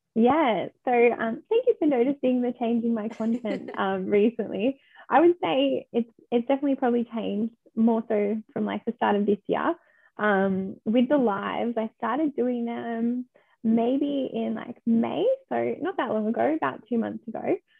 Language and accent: English; Victoria, Australia; also born or lived in Melbourne; I am from Victoria. I am in Melbourne